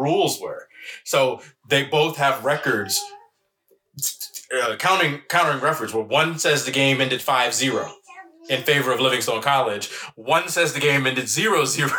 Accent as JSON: {"language": "English", "region": "New Jersey", "country": "United States", "tie": "born or raised there", "said": "I grew up in Jersey."}